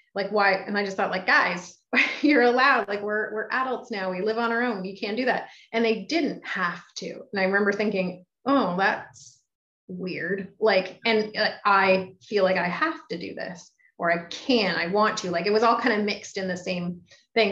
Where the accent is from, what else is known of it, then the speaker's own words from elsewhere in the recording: Belleville, Ontario, Canada; also born or lived in Toronto, Canada; now in Ottawa, Canada; I'd run myself out of Belleville